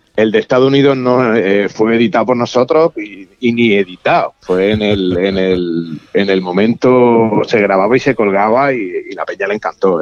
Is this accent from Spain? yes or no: yes; Spain; yo soy de España